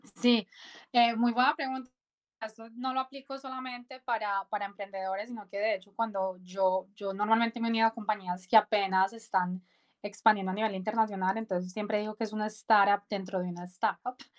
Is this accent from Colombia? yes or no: yes; Medellín, Antioquia, Colombia; moved away as an adult; soy colombiana, nací en Medellín